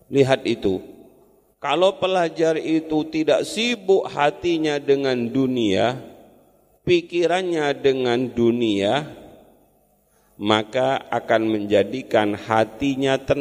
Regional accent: East Java, Indonesia; Saya kan orang Madura yang susah bahasa Jawanya

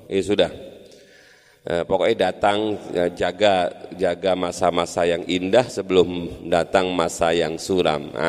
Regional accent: East Java, Indonesia; apa kumprung itu saya orang Madura

